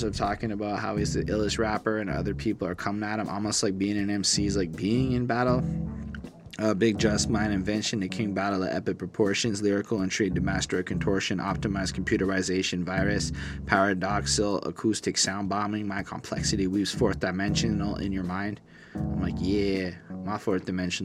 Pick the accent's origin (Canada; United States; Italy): Canada; as a Canadian